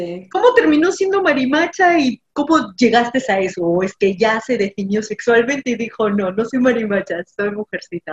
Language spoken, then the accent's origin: Spanish; Peru; en mi país